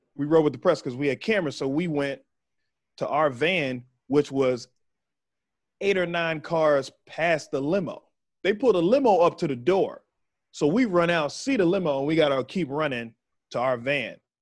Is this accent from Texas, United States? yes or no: yes; Waco, Texas, United States; moved away; I'm from Waco. So I'm from right there